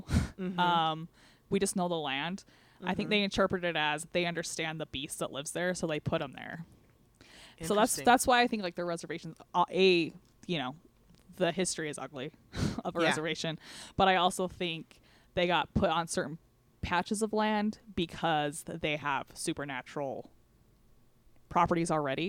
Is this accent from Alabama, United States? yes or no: no; Southern Utah, United States; So we're from Southern Utah, and that's Native American country.